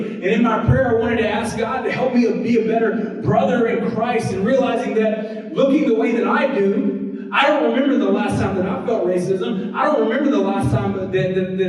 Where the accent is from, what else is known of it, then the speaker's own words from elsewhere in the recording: the South, United States; When I was born in the South